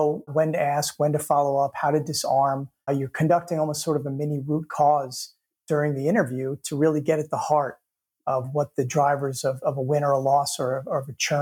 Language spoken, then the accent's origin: English; New York, United States; I mean, I'm from New York, so we're brutally honest most of the time.